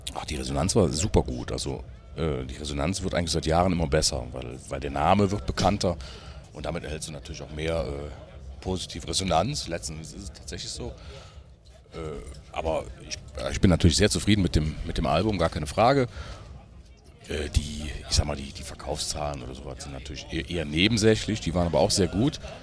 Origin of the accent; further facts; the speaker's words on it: Germany; ich bin gar nicht weit weg von Brüm, wo ich herkomme